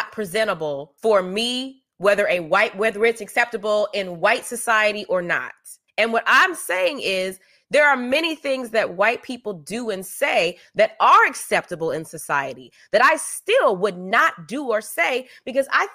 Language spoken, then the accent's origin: English; the South, United States; I grew up in the South